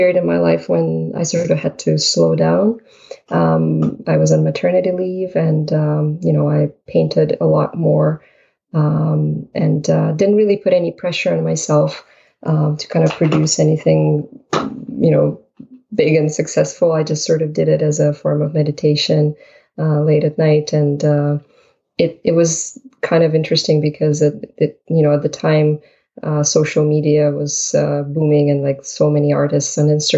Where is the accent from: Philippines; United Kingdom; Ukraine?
Ukraine; now in Canada; I was born in Ukraine